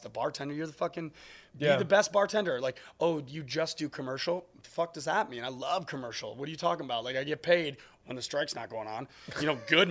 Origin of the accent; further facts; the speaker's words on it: Midwest, United States; someone being in the military and growing up in the Midwest, not having a lot